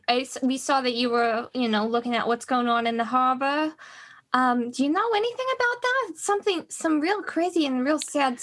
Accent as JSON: {"language": "English", "town": "Rochester", "region": "New York", "country": "United States", "tie": "born or raised there", "said": "I grew up in Rochester, but I lived in New York for a good while."}